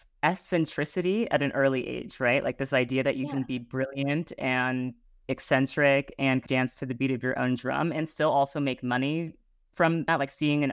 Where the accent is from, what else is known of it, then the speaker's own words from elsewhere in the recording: New York City, New York, United States; I also grew up in New York City, but not in the kind of cool downtown Soho art scene